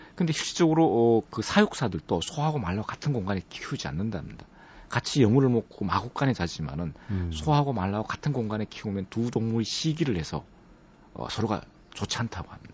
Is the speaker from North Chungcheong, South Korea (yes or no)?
no; Andong, North Gyeongsang, South Korea; moved away; 제가 안동이 고향인데 어릴 때부터 살아왔던